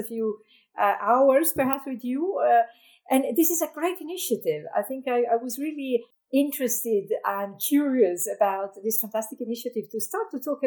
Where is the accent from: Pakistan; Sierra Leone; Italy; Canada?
Italy; moved away as an adult; I remember as a child, I was born in Italy, so I was looking at the mountains out of my window